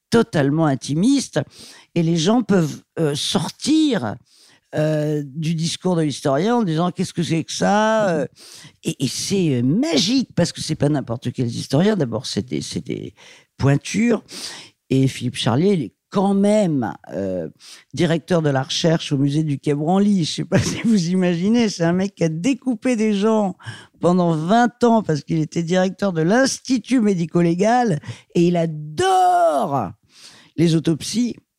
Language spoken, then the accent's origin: French; Paris, Île-de-France, France; je suis parisienne, je suis née à Paris